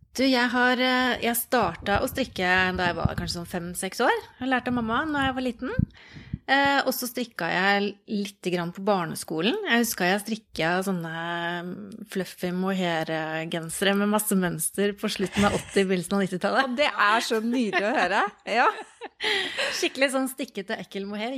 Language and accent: Norwegian; Oslo, Norway; moved away as an adult; now in Østfold, Norway; jeg har bodd i Oslo hele livet og flytta til Østfold for ikke så lenge siden